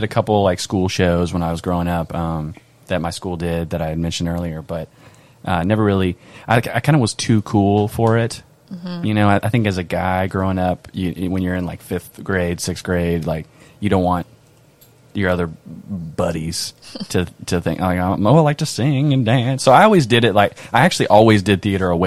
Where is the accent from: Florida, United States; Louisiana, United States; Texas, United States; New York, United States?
Louisiana, United States; Lafayette; I grew up in Lafayette. Went to Catholic school